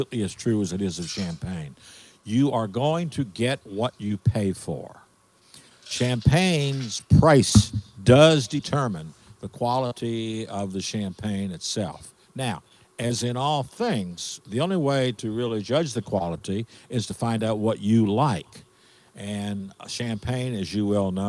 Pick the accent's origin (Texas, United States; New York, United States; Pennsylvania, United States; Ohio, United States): Texas, United States; Dallas; moved away as an adult; also born or lived in Lafayette, Louisiana; now in New Orleans, United States; I'm from Dallas originally